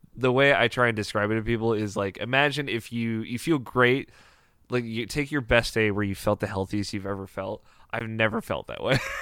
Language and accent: English; Maryland, United States; I'm from, uh, Maryland, which is, uh, one of the fifty states